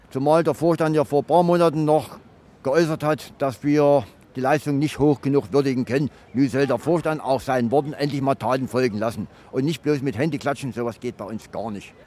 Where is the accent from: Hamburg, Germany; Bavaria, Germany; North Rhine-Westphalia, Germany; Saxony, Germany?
Saxony, Germany; Riesa; moved away as an adult; now in Frankfurt, Germany; Ich komme aus Riesa, das liegt in Sachsen